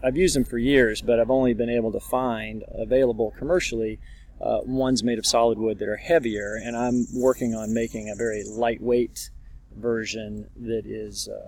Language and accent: English; Charlottesville, Virginia, United States; I'm from Charlottesville, Virginia